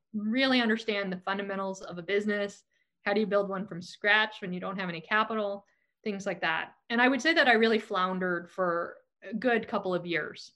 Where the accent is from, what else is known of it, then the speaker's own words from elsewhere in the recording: Silicon Valley, California, United States; born here, I was raised here, and I grew up during the dot com boom